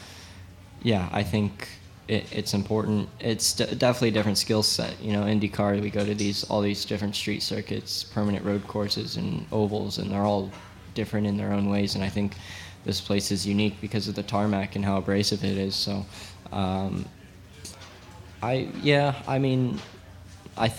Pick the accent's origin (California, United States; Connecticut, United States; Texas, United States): California, United States; Santa Clarita; I grew up in Santa Clarita. I still live there.